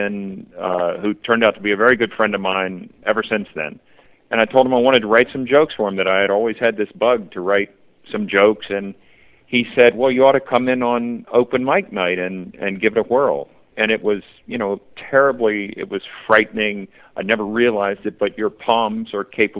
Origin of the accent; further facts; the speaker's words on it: Virginia, United States; I grew up in Virginia, and the VMI is there.